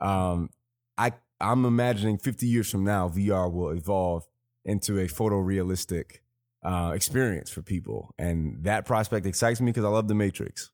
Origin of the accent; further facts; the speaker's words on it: Chicago, Illinois, United States; growing up in Chicago